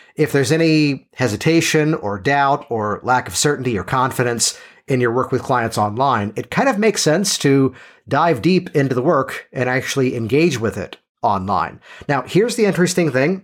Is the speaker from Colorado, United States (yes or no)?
no; Virginia, United States; born or raised there